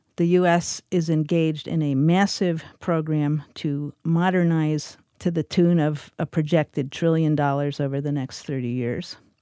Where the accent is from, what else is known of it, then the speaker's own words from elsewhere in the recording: New York, United States; When I was five or six years old growing up in New York